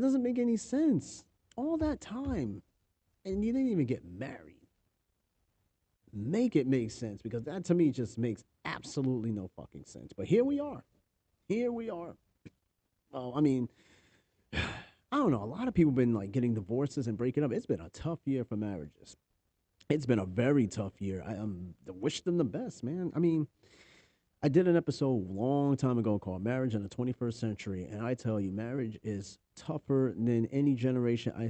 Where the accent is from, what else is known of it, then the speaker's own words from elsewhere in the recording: New York, United States; accent: New York; New York accent's been coming out lately